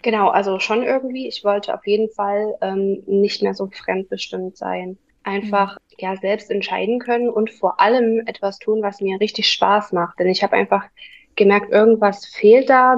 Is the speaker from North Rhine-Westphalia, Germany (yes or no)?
no; near Dresden, Saxony, Germany; ich komme aus der Nähe von Dresden. Hier wohne ich